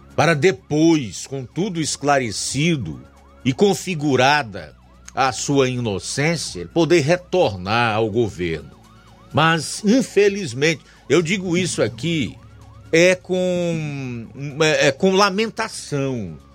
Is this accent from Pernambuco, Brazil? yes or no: no; Ceará, Brazil; como cearenses que somos e vivemos neste solo, nestas plagas